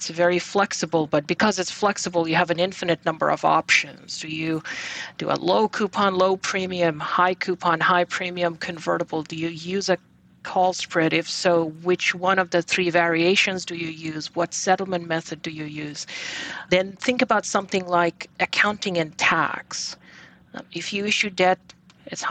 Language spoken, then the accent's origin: English; Bangladesh; moved away as an adult; also born or lived in Texas; now in New York, United States; So I was born and raised in Bangladesh, and I came to the U.S. back in 1999 for my undergrad.